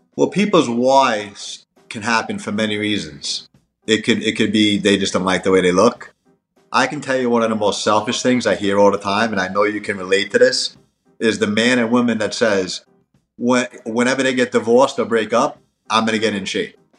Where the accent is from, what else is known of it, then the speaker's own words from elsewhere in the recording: New York, United States; moved away; also born or lived in Miami; I'm from New York and I lived in Miami